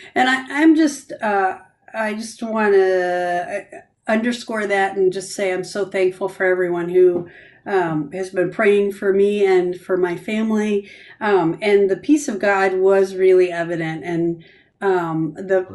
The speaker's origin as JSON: {"language": "English", "town": "Grand Rapids", "region": "Michigan", "country": "United States", "tie": "born or raised there", "moved": "yes", "lives_now": "Canton, United States", "said": "this is where I grew up. I grew up in Grand Rapids."}